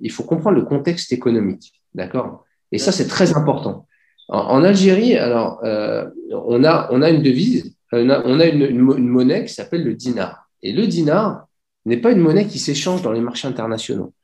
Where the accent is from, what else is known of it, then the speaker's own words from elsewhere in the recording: Clamart, Île-de-France, France; moved away as an adult; also born or lived in Dubai; je suis né en région parisienne, à Clamart